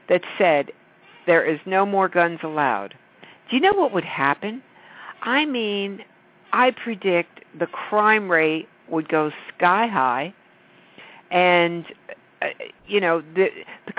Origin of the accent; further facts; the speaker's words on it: New York, United States; I'm a New Yorker